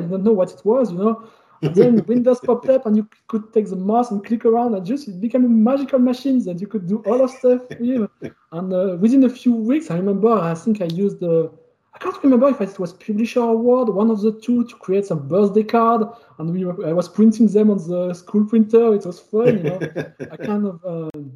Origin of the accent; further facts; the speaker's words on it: Calais, Hauts-de-France, France; accent: French; English is a second language; I was born in Calais. I don't know if you know it. It's in northern France.